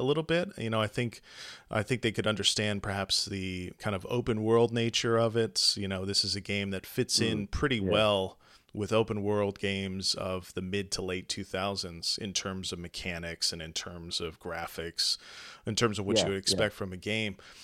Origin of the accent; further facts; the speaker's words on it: United States; speaking as an American who often teaches American undergrads